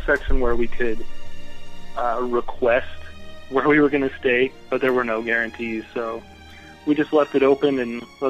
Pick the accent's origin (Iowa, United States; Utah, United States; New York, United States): Utah, United States; moved away as an adult; also born or lived in Arizona; So I'm originally from Utah. And then I met JC and Space Mountaineer down in Arizona when I was going to school down there. And we since unfortunately moved back to Utah